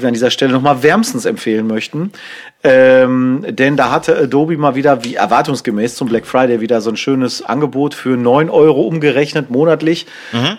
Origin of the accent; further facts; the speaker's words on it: Germany; als Deutsche